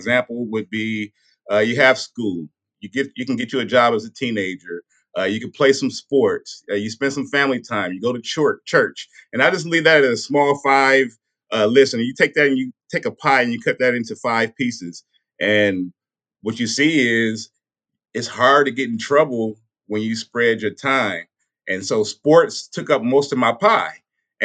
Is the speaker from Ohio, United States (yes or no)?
no; South Bend, Indiana, United States; I was born and raised in South Bend, Indiana